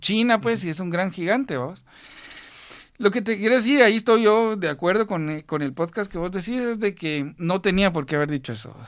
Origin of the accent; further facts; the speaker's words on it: Guatemala; como guatemaltecos